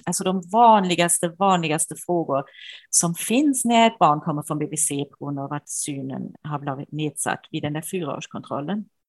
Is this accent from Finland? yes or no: no; Germany; Swedish is a second language; moved away as an adult; now in Sweden; jag är tysk som man kanske kan höra